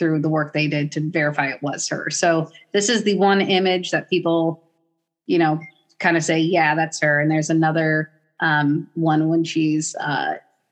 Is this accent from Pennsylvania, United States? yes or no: no; Portland, Oregon, United States; I'm from Portland